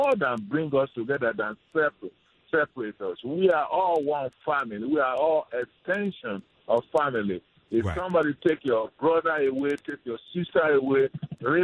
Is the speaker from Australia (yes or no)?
no; Nigeria; now in Detroit, United States; I'm from Nigeria